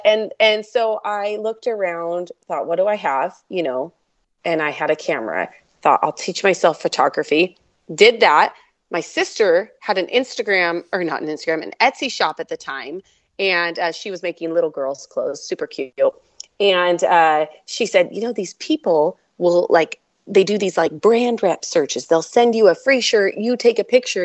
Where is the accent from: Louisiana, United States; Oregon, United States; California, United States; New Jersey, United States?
Oregon, United States; now in central Washington, United States; originally born and raised in Oregon